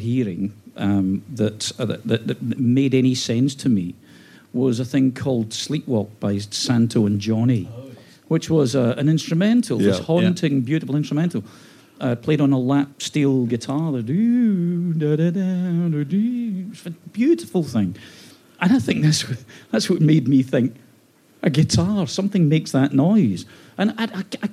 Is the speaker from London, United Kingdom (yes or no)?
no; Glasgow, Scotland, United Kingdom; born or raised there; moved away